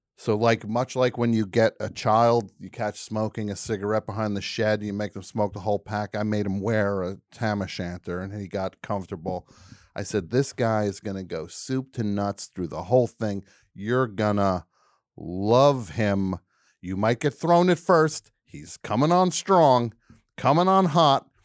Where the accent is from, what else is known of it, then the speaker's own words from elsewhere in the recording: New Jersey, United States; I am from New Jersey.